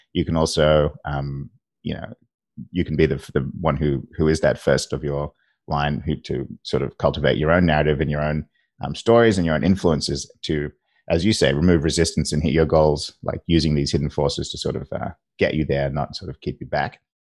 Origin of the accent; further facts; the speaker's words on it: Australia; I'm an Australian, uh, in Australia